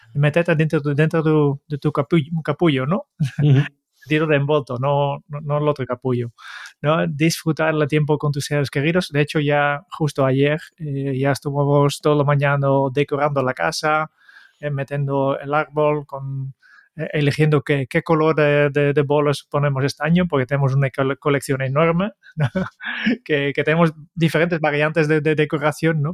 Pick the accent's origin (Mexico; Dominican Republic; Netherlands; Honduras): Netherlands; Spanish is a second language; now in Spain; soy, holandés y en Holanda siempre se ha enviado bastante más postales de Navidad